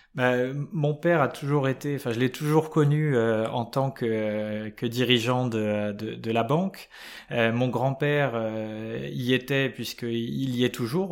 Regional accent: Paris suburbs, Île-de-France, France; j'ai eu une enfance euh, totalement, euh, enfin assez classique, des, en banlieue parisienne

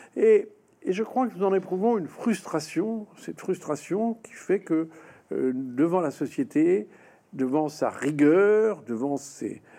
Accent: France; la France nous a imprégnés

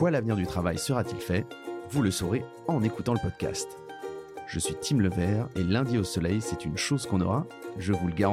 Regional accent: Paris, Île-de-France, France; accent: Parisian; Alors j'espère qu'elle ne sera pas trop choquée par mon accent euh, parisien et mes expressions d'ex-pubard.

